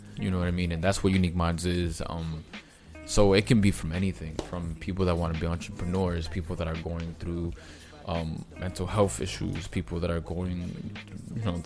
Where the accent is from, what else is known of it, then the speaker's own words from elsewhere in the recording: New York, United States; I'm from New York